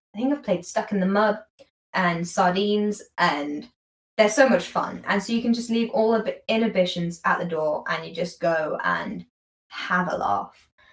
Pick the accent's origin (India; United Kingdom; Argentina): United Kingdom; accent: British; as a British person, as I say in my most British accent